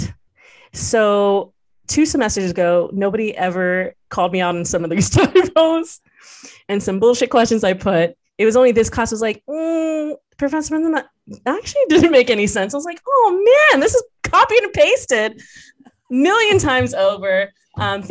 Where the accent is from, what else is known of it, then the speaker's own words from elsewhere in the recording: Guam; I am Filipina, duh, but I grew up in Guam as a Catholic